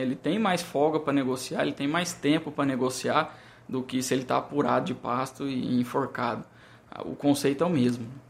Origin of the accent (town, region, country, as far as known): Brazil